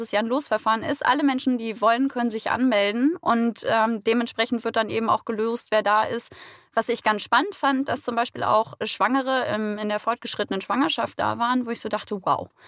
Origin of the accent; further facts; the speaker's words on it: Mecklenburg-Vorpommern, Germany; now in Hamburg, Germany; komme ursprünglich aus dem schönen Mecklenburg-Vorpommern